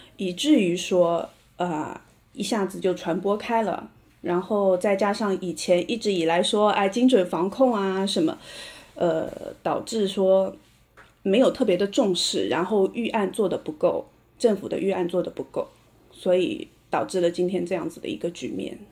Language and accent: Chinese; Shanghai, China; 我是上海人，现在，呃，住在上海的嘉定区